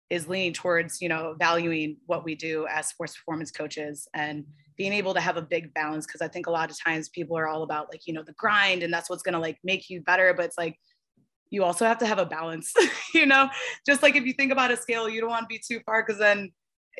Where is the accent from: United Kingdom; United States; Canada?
United States; Midwest; moved away; I'm from the Midwest